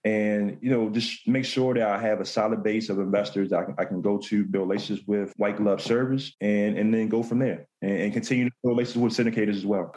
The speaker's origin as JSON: {"language": "English", "town": "Baltimore", "region": "Maryland", "country": "United States", "said": "I'm from Baltimore, Maryland"}